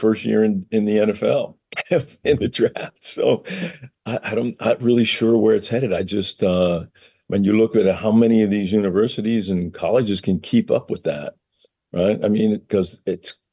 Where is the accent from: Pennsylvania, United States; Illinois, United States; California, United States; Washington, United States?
Pennsylvania, United States; Monongahela; moved away as an adult; growing up in Western Pennsylvania